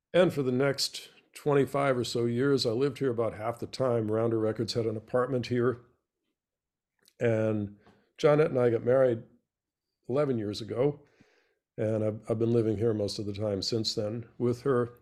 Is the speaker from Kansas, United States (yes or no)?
no; Boston, Massachusetts, United States; now in New Orleans, United States; I'm a Bostonian